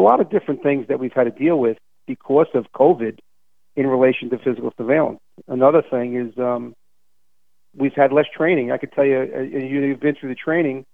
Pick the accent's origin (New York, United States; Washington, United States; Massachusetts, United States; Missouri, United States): New York, United States; New York City; as a New Yorker